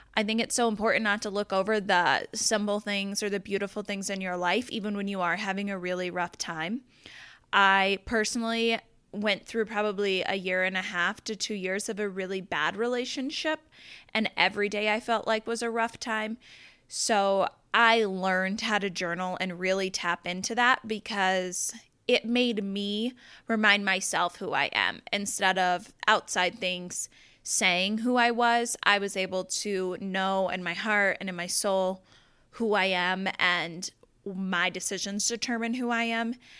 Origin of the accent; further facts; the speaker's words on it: Southeastern Colorado, United States; now in Denver, United States; I'm originally from Southeastern Colorado. I grew up on a farm and a ranch.